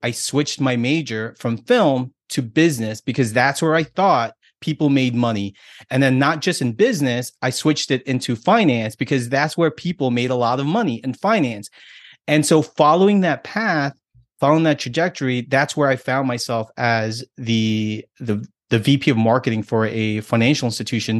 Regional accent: United States; me being American and being here in this country, I have a different set of values and different set of beliefs.

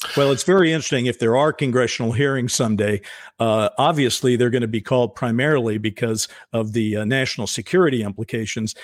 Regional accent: United States; as an American

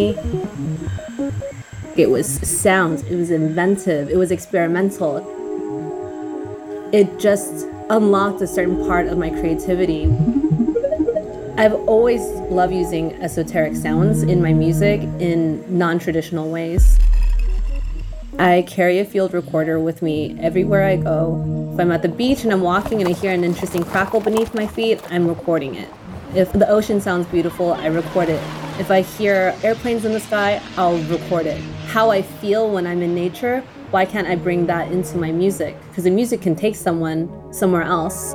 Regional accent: Torrance, California, United States; I grew up in Torrance, which is considered the South Bay of Los Angeles

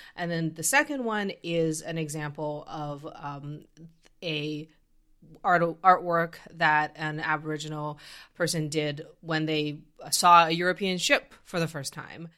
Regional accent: Canada; I come from Canada

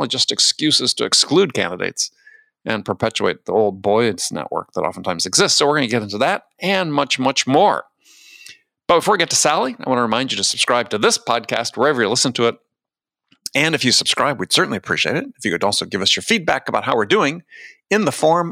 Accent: Wisconsin, United States; moved away as an adult; also born or lived in California / New York City / San Diego; I grew up in Wisconsin, spent most of my adult life in California

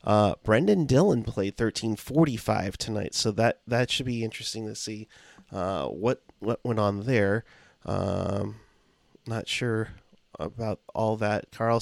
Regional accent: Canada; since I'm from Canada, can someone find and slap those responsible for me?

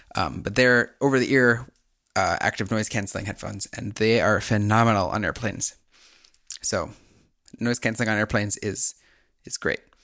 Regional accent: Minnesota, United States; a Minnesotan

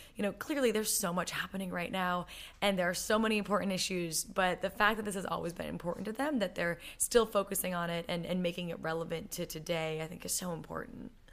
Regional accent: United States; as an American

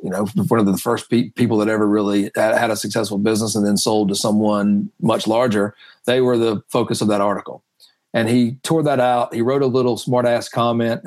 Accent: North Carolina, United States; moved away as an adult; now in West Virginia, United States; I grew up in North Carolina, went to school in North Carolina, Charlotte

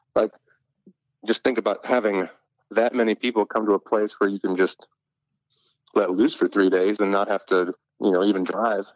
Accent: Michigan, United States; now in Nashville, United States; I grew up in Michigan, so I've been around, my family's from Chicago

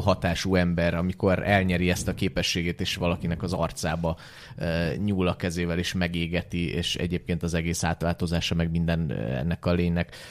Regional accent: Ukraine; now in Hungary; a 90-es években a szovjet, vagy akkor már Ukrajnában nőttem föl

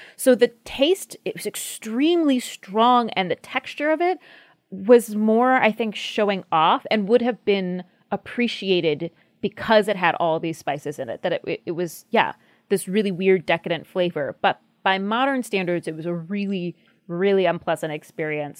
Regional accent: United States

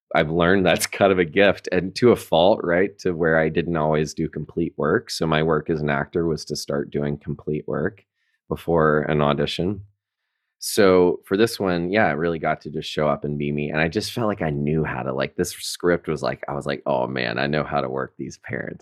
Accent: Chattanooga, Tennessee, United States; moved away as an adult; also born or lived in New York City; now in Rhinebeck, United States; I am from Chattanooga, Tennessee

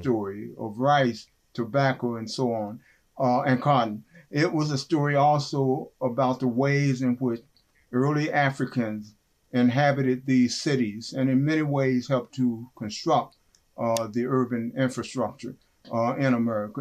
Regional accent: West Virginia, United States; moved away; also born or lived in Kenosha, Wisconsin / Evanston, Illinois; growing up in West Virginia

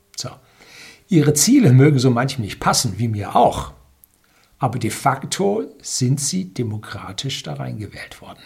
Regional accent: Germany; bei uns in Deutschland

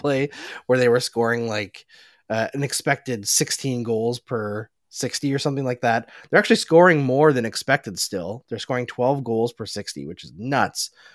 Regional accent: Alberta, Canada; I grew up in Alberta. I grew up five up no, five hours north of Edmonton, where it was a lot colder than Edmonton.

